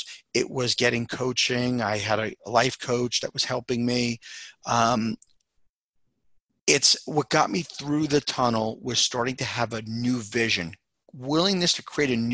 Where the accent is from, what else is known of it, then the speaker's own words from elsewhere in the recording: Long Island, New York, United States; also born or lived in Queens; I grew up in Long Island with mom and dad